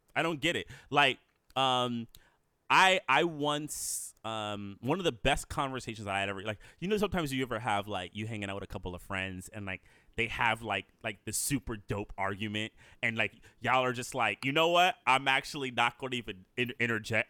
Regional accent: United States; I'm an American born black. My, my, my family roots go really, you know, long back here.

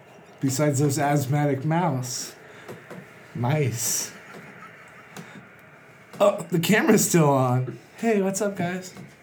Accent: Biloxi, Mississippi, United States; we're from Biloxi, Mississippi.

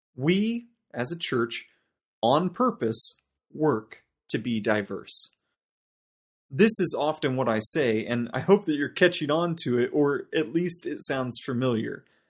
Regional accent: United States; now in South Africa; my home country, uh, the United States

